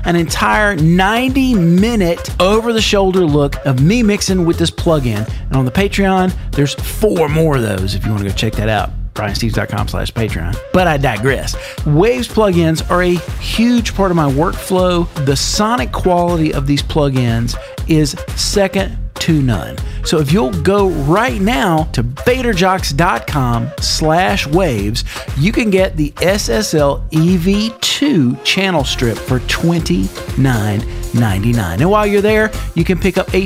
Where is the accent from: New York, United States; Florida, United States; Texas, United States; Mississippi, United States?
Mississippi, United States; Meridian; now in Atlanta, United States; my hometown of Meridian, Mississippi